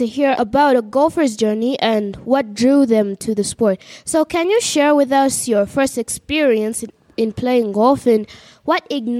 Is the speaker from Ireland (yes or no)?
no; Uganda; from Uganda